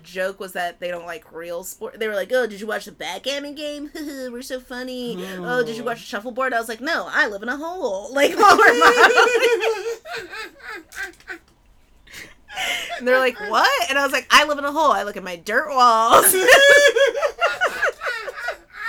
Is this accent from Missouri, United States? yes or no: no; Pasadena, California, United States; moved away as an adult; also born or lived in Baltimore; I'm from Pasadena, and I moved to Baltimore, and I was living there for 7 years